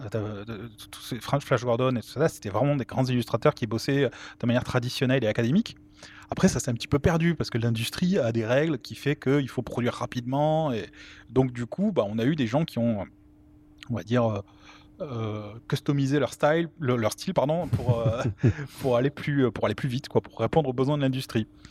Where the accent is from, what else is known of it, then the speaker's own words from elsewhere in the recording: Toulouse, Occitania, France; je suis toulousain